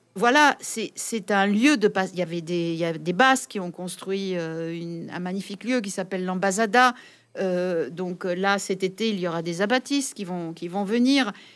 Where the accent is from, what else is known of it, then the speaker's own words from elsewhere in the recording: France; en tant que Française, vivant en France